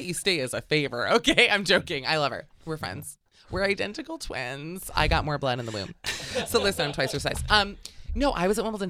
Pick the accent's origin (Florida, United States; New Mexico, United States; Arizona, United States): Florida, United States; Aventura; moved away; I'm from Aventura.